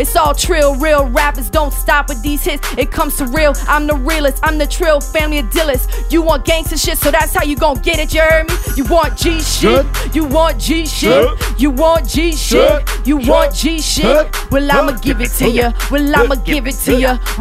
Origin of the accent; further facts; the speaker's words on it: Marrero, Louisiana, United States; We're from Marrero